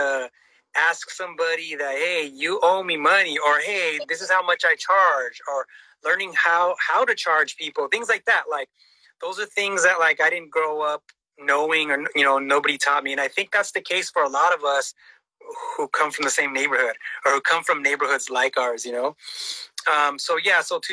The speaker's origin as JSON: {"language": "English", "town": "Los Angeles", "region": "California", "country": "United States", "tie": "born or raised there", "moved": "as an adult", "lives_now": "Norwalk, United States", "said": "That's where I grew up"}